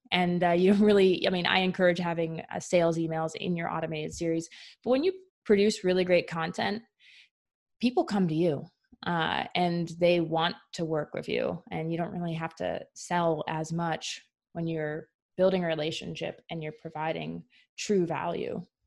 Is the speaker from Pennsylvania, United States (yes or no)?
yes; Philadelphia suburbs, Pennsylvania, United States; I grew up in the Philly suburbs.